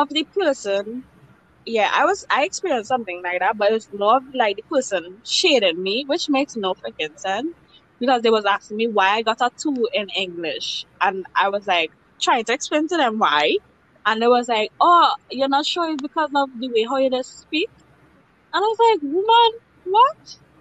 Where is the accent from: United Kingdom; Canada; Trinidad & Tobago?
Trinidad & Tobago